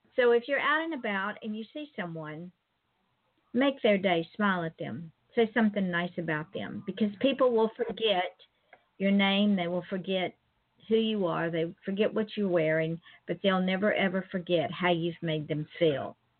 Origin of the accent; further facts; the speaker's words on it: Georgia, United States; now in Florida, United States; I live in Florida, but I'm originally from Georgia